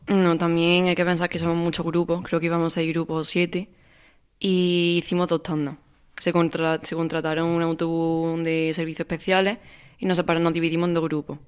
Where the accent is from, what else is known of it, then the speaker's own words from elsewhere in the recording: Córdoba, Andalusia, Spain; Yo de aquí de Córdoba